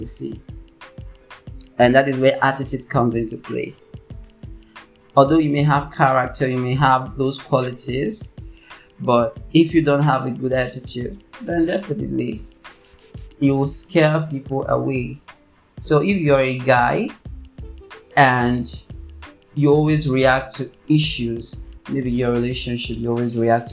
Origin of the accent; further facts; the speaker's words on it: Nigeria; I'm from Nigeria